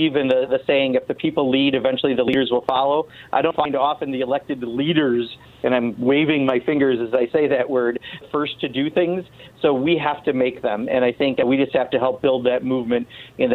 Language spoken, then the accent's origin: English; Kenosha, Wisconsin, United States; Kenosha, Wisconsin, which happens to be my hometown